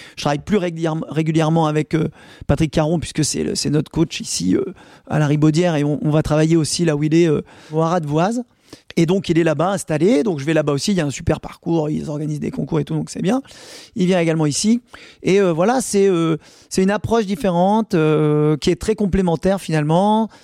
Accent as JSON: {"language": "French", "country": "France", "said": "nous, on aime bien cette place en tant que Français"}